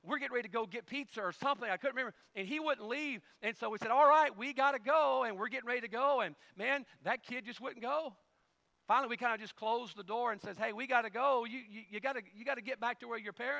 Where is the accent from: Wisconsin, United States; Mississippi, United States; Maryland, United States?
Mississippi, United States; Carson; also born or lived in Ponte Vedra Beach, Florida; When we moved from Ponte Vedra Beach, Florida, all the way back to the backwoods of Carson, Mississippi